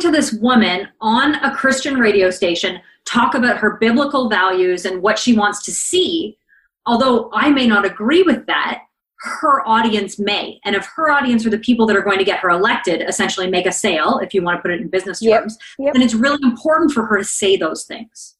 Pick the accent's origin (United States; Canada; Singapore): Canada; So I'm Canadian and I live relatively close to the American border.